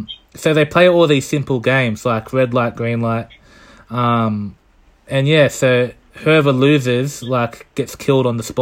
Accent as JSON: {"language": "English", "region": "Scotland", "country": "United Kingdom", "said": "Scotland. I'm from Scotland."}